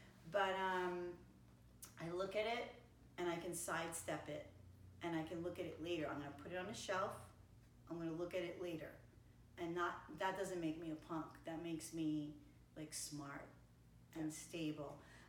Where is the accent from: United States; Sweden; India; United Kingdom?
United States; East Coast; Like from where I come from the East Coast, that's really not an option.